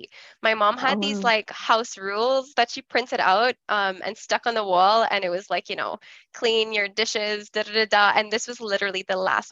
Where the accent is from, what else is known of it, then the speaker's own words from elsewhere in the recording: Trinidad & Tobago; moved away; I grew up in Trinidad